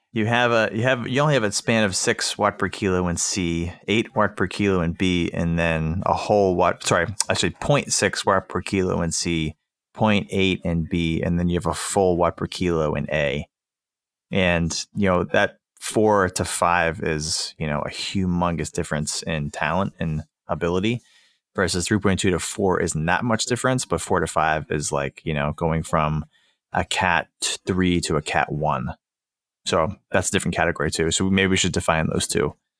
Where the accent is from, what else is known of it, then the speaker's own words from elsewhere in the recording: Boston, Massachusetts, United States; I'm from the Boston area